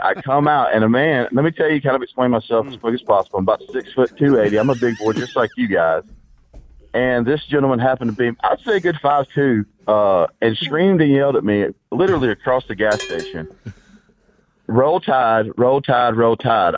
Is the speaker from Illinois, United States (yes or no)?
no; Georgia, United States; now in Alabama, United States; I'm from Georgia